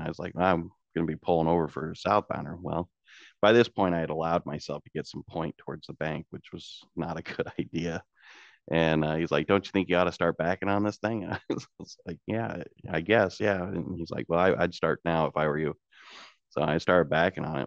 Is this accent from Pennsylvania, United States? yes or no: no; Washington, Illinois, United States; also born or lived in Peoria, Illinois; I was born in Peoria, Illinois. I grew up in Washington, Illinois, which is across the river from Peoria